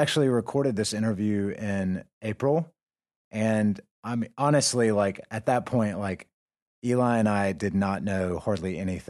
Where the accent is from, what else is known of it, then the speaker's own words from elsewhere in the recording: United States; moved away as an adult; now in North Caucasus, Russia; we're from America